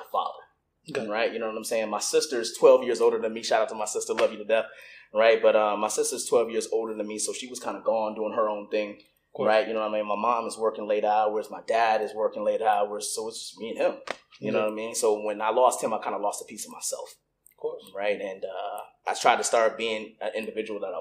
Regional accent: Newport News, Virginia, United States; moved away as an adult; also born or lived in Fort Lee, Virginia / Germany / Kentucky / Tennessee; I grew up in Newport News, Virginia, went to elementary school there, went to, you know, middle school there, went to high school there

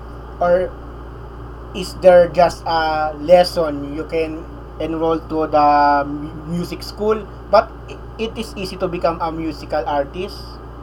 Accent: Philippines; Did you know that I'm a Filipino

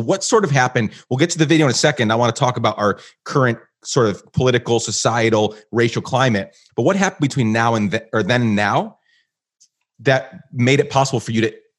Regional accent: Guatemala; And I grew up in Guatemala. Well, around that time, we actually moved to Guatemala for 10 years.

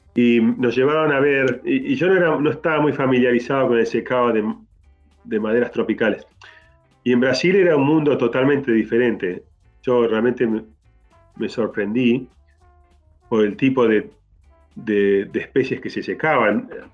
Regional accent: Argentina; moved away; also born or lived in Canada; nací en Argentina y me fui de ahí

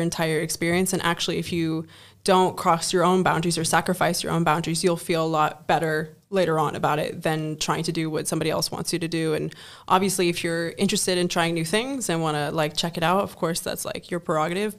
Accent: Germany; moved away as an adult; now in Netherlands; I come from Germany and, you know, coming to the Netherlands

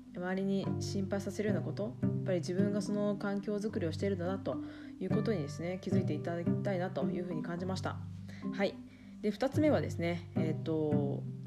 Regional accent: Iwate, Japan; moved away as an adult; also born or lived in New Zealand / Tokyo; 岩手県の出身で、え高校まで岩手におりましたが

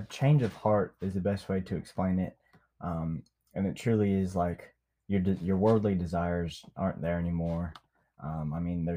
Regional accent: Niceville, Florida, United States; moved away; also born or lived in Memphis, Tennessee / Mississippi Delta; My hometown is Niceville, Florida.

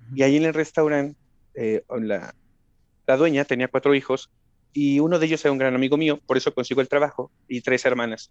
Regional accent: State of Mexico, Mexico; also born or lived in Guanajuato; vivimos un corto tiempo en la ciudad, muy corto tiempo, y nos venimos al Estado de México

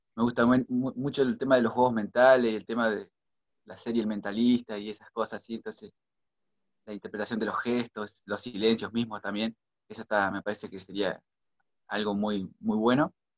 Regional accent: Villaguay, Entre Ríos, Argentina; yo soy de Villaguay, Entre Ríos

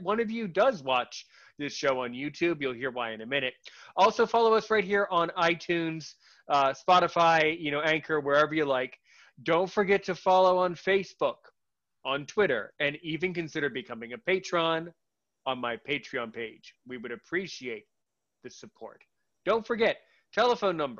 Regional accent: United States; I'm American, living in an undisclosed location somewhere in the universe.

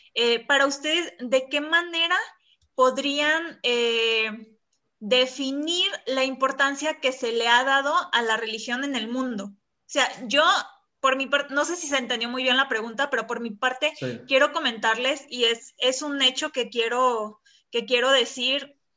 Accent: Mexico; para nosotros como mexicanos

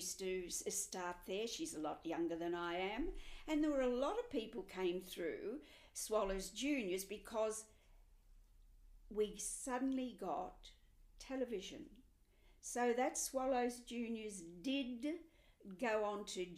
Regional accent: Melbourne, Victoria, Australia; moved away; I'm from Melbourne originally

